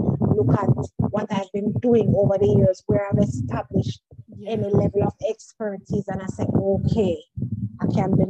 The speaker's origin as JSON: {"language": "English", "country": "Jamaica", "said": "I'm from Jamaica"}